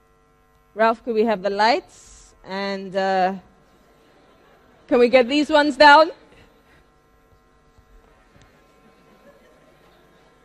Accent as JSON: {"language": "English", "region": "London", "country": "United Kingdom", "tie": "born or raised there", "said": "I am from London. This was a little movie in my hometown"}